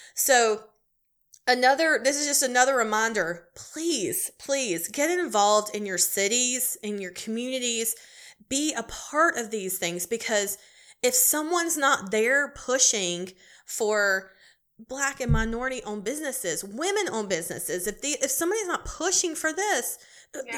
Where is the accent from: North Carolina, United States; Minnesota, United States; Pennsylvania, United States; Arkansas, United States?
North Carolina, United States; Charlotte area; I'm on an event planning committee here in my hometown